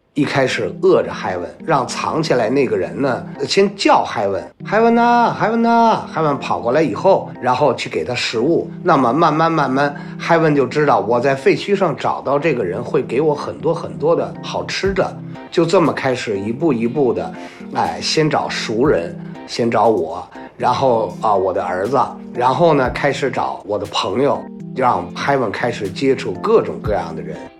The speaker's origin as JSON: {"language": "Chinese", "region": "Beijing", "country": "China", "said": "我来自北京，我是一名搜救犬，训犬师"}